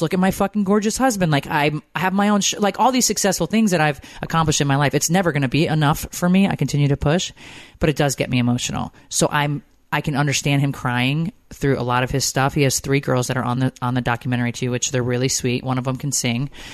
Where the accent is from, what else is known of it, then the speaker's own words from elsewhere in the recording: Connecticut, United States; moved away as an adult; also born or lived in Georgia; I grew up in Connecticut.